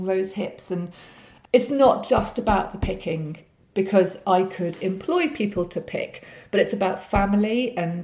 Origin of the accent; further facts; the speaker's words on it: North Hertfordshire, East of England, United Kingdom; I grew up in North Hertfordshire